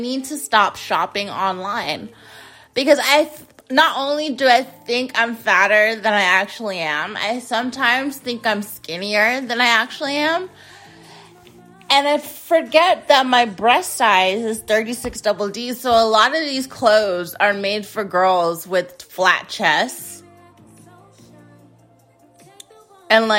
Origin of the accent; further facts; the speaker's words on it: United States; I'm an American. I'm an American.